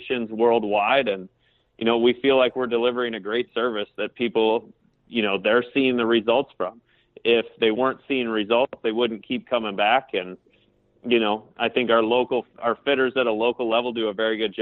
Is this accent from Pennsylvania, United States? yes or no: no; Great Falls, Montana, United States; now in Columbus, United States; I grew up in Great Falls, Montana